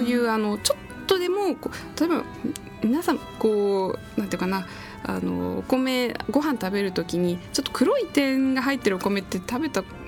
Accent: Tokyo, Japan; 私は、えーと、東京都の世田谷区の出身

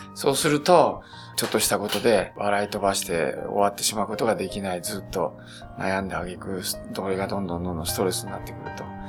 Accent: Beppu, Oita, Japan; 私はあの、大分県の別府の生まれ

